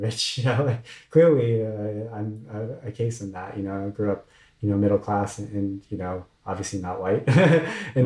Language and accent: English; Orange County, Southern California, United States; also born or lived in Washington, District of Columbia, United States; growing up in Southern California